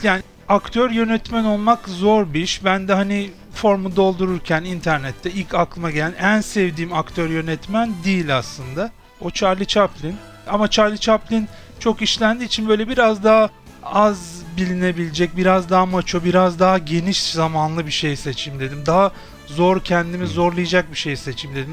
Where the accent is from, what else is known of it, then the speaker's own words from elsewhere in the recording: Istanbul, Turkey; Doğma büyüme Kadıköylüyüm, 41 yaşındayım. Aslen Rizeliyim, tipik bir Karadenizliyim.